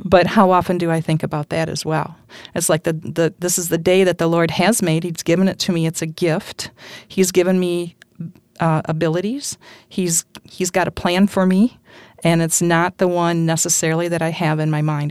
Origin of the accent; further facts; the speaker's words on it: Holland, Michigan, United States; also born or lived in West Olive, Michigan; born and raised in Holland, on the north side